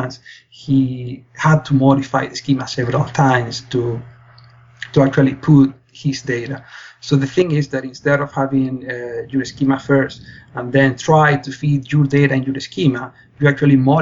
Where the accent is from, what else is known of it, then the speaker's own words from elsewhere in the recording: Spain; moved away as an adult; now in London, Canada; I'm originally from Spain